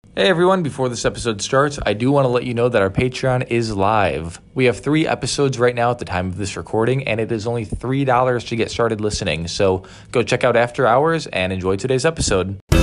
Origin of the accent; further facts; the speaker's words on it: Kankakee, Illinois, United States; I was from Kankakee